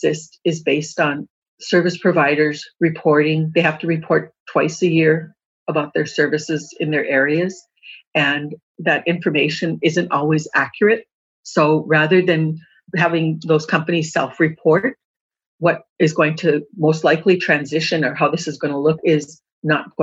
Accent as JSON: {"language": "English", "area": "Turtle Mountain Reservation", "region": "North Dakota", "country": "United States", "tie": "born or raised there", "said": "I grew up on the Turtle Mountain Reservation"}